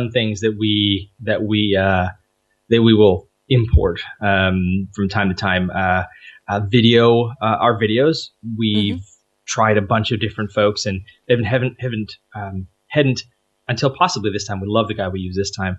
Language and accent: English; Canada; we're Canadian